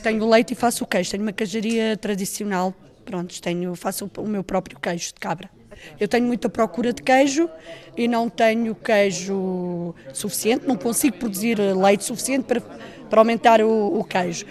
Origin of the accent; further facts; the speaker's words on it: Lavacolhos, Centro, Portugal; sou de Lavacóis, do Conselho do Fundão.